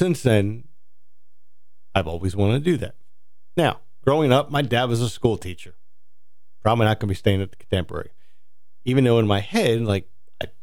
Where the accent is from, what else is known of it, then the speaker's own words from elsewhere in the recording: New Jersey, United States; moved away as an adult; I grew up in Jersey